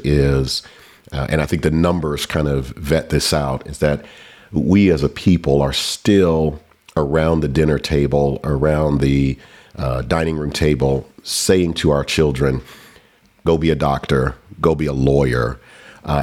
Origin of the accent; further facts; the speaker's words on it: Atlanta, Georgia, United States; I grew up in Atlanta, Georgia, before it was cool to be from the SWAT